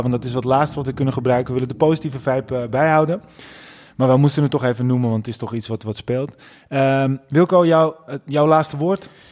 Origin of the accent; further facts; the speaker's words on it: North Holland, Netherlands; wij zijn ook echte Noord-Hollanders